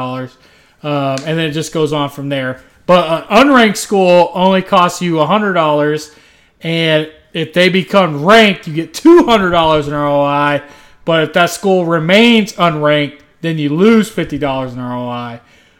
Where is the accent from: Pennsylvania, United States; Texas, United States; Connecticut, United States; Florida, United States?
Texas, United States; I'm an American-born, Texas-bred patriot